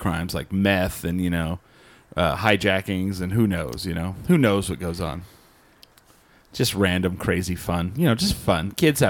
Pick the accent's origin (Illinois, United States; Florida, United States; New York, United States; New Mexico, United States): New Mexico, United States; outside of Albuquerque; growing up outside of Albuquerque